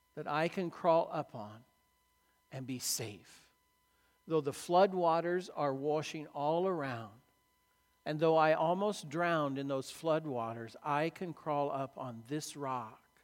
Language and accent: English; Illinois, United States; I grew up in Illinois cornfields